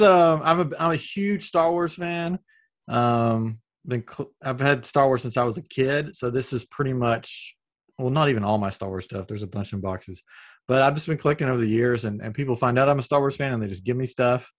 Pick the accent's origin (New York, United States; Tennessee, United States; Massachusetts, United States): Tennessee, United States; Upper East; accent: Southern; now in Houston, United States; I'm originally from Tennessee, but I'm in Texas now